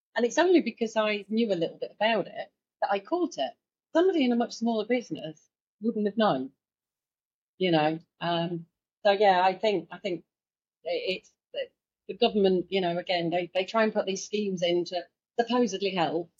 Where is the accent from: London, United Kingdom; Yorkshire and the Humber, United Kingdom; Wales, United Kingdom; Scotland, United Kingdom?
Yorkshire and the Humber, United Kingdom; I'm from Yorkshire